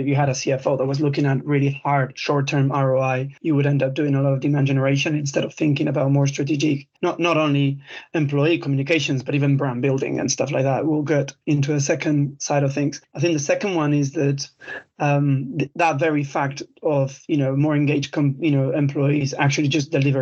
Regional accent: Spain; English is a second language; moved away as an adult; now in United Kingdom; I'm Spanish, but I've been in the UK now 17 years

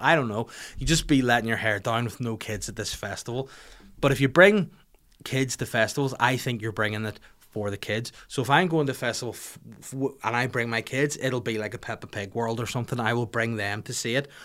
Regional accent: Bangor, Northern Ireland, United Kingdom; my hometown of Bangor

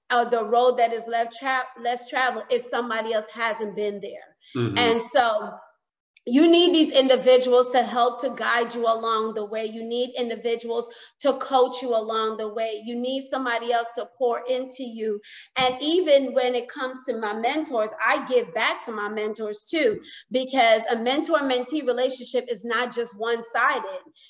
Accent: New York, United States; I grew up in New York

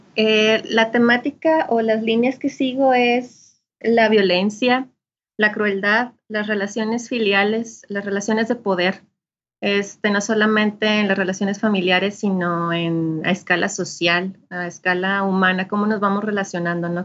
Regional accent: Ciudad Juárez, Chihuahua, Mexico; now in Saltillo, Mexico; nací en Ciudad Juárez, Chihuahua y ahorita estoy radicando en Saltillo, Coahuila. Ya tengo un buen tiempo viviendo acá.

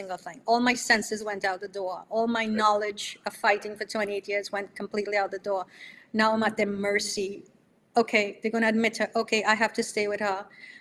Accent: Trinidad & Tobago; moved away as an adult; now in New York, United States; I'm coming from Trinidad, you know, and living here 37 years

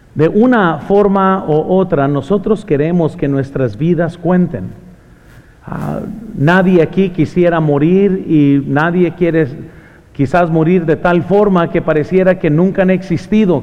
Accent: Mexico; moved away; also born or lived in Morgan Hill; soy mexicano

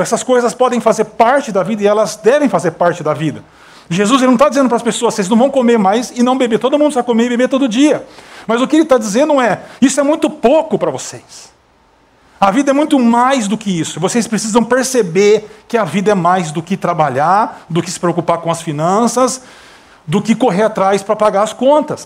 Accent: Brazil; moved away as an adult; sou brasileiro

